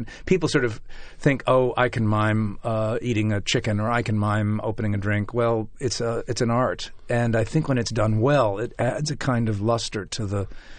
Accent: Chicago, Illinois, United States; moved away as an adult; also born or lived in Hartford / New York; I'm a Midwesterner. I was born and raised in Chicago. And when I came to Hartford to run the Hartford Stage Company in 1980

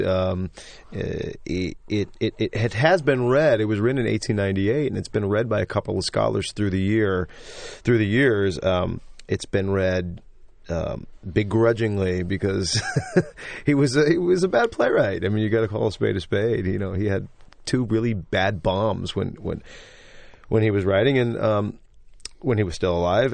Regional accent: St. Louis, Missouri, United States; I'm from Saint Louis, Missouri

